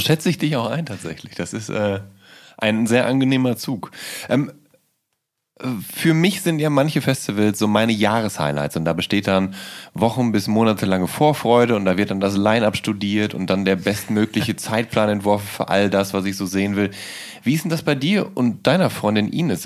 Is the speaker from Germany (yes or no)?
yes; Ruhr area, North Rhine-Westphalia, Germany; als Jugendlicher im Ruhrgebiet